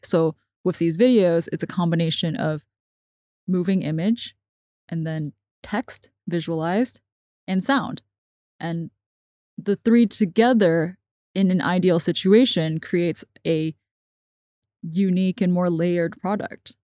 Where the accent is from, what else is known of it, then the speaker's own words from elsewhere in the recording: Hong Kong; I grew up in Hong Kong watching subtitled everything